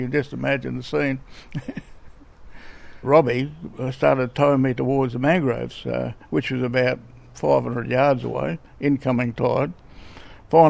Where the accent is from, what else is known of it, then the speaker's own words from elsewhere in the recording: Northern Territory, Australia; also born or lived in Pine Creek / Alice Springs / Darwin; I'm from Woolagi. I'm 81 years of age, and I've lived in the Territory just about all my life. I went to school in Pine Creek and Alice Springs and Darwin.